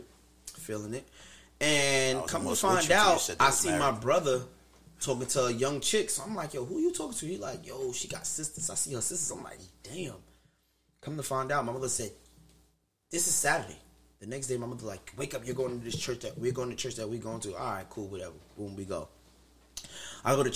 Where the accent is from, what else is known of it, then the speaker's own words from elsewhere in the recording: New Jersey, United States; now in Queens, United States; most of my childhood, I grew up in Jersey, too